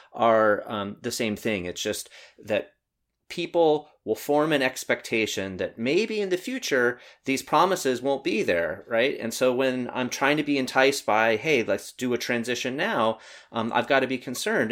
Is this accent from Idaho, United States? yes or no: no; North Carolina, United States; moved away; growing up in North Carolina for a while